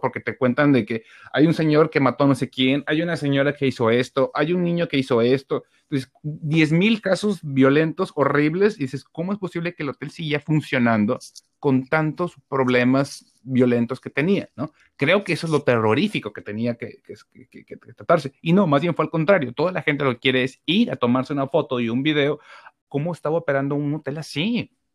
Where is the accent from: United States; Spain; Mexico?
Mexico; uno como mexicano